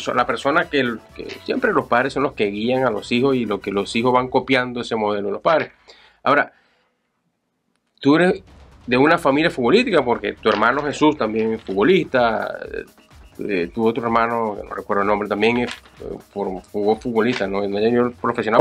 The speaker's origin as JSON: {"language": "Spanish", "region": "Anzoátegui", "country": "Venezuela", "tie": "born or raised there", "said": "aquellas selecciones de Anzuategui con las cuales formamos algún momento parte"}